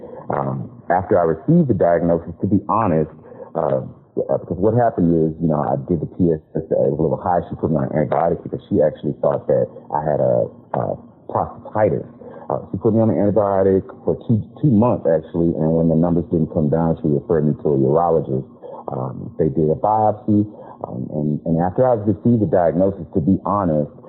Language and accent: English; Houston, Texas, United States; now in Austin, United States; I'm originally from Houston, Texas. I live in Austin now